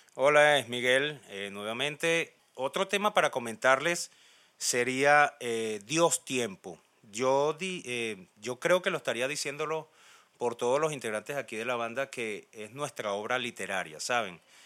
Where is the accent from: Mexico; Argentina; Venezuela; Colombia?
Venezuela; Valencia, Carabobo; de Valencia, Venezuela